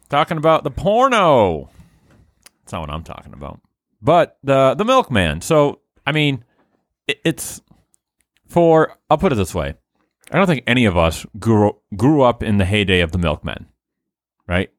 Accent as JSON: {"language": "English", "town": "Haverhill", "region": "Massachusetts", "country": "United States", "tie": "born or raised there"}